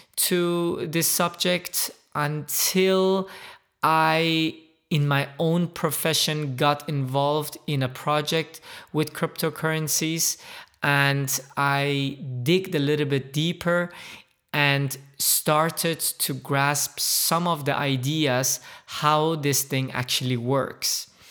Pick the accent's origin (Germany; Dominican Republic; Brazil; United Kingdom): Germany; moved away as an adult; also born or lived in Middle East / United States / Dubai; I am originally from the Middle East. I, uh, grew up, however, in Germany